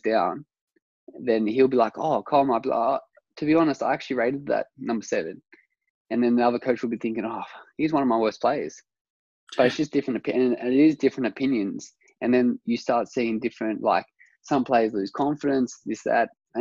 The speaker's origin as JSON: {"language": "English", "town": "Orange", "region": "New South Wales", "country": "Australia", "tie": "born or raised there", "said": "when I was growing up in Orange, I had my Blayney coach"}